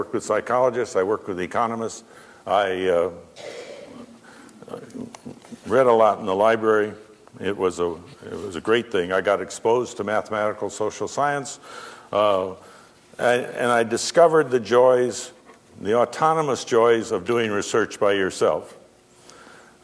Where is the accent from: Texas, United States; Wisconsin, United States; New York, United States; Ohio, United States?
Wisconsin, United States; Madison; moved away; I lived at home. I lived in Madison. I grew up in Madison